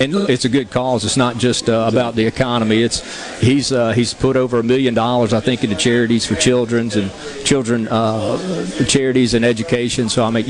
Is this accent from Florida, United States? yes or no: no; Mississippi Gulf Coast, United States; I grew up on the Gulf Coast